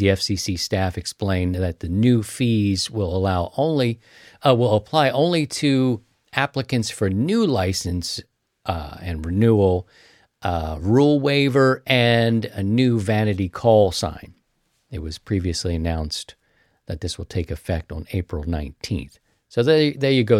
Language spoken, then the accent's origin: English; Baltimore, Maryland, United States; moved away; I'm from Baltimore.